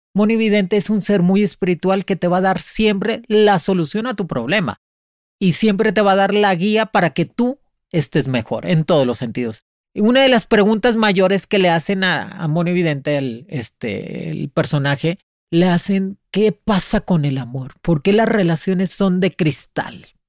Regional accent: Boyeros, near Havana, Cuba; moved away as an adult; also born or lived in Spain; Yo salí de Cuba en el 99. Me salí para España. Yo soy este, de madre cubana y padre mexicano, nacida en Cuba, en Boyeros, cerca de La Habana

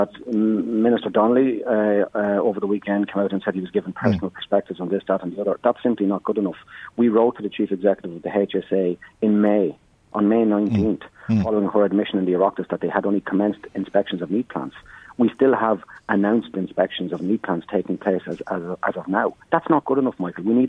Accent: County Meath, Ireland; I'm from Meath myself, I'm a Midlander

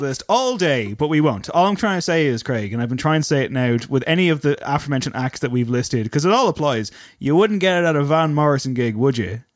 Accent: Drogheda, Leinster, Ireland; accent: Drogheda; my Drogheda accent

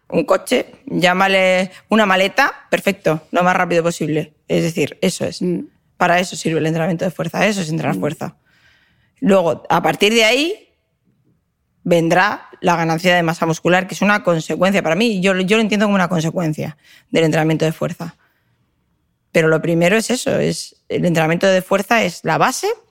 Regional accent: Madrid, Community of Madrid, Spain; moved away; also born or lived in Valencia; Yo, como soy madrileña, como digo, nacida en Madrid, pero me siento valenciana

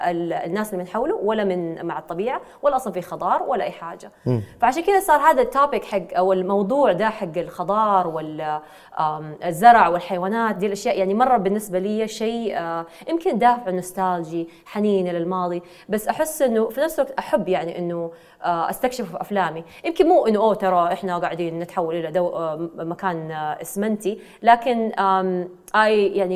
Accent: Eastern Province, Saudi Arabia; born there; accent: Hijazi; انا ولدت في الشرقيه طبعا الناس دائما يحسبوني آه، انه انا ساكنه في جده لانه لهجتي مره حجازيه

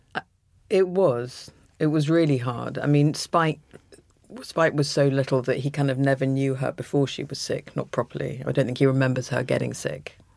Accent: London, United Kingdom; I was brought up in London, and every holiday we spent in Suffolk.

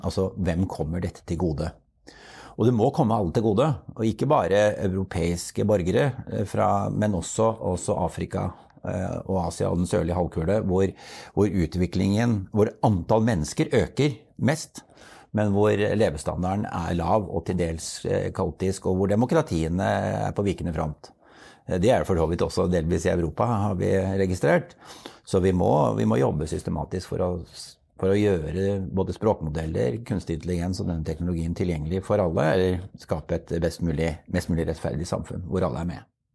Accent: Norway; vi har en sterk base her hjemme i Norge

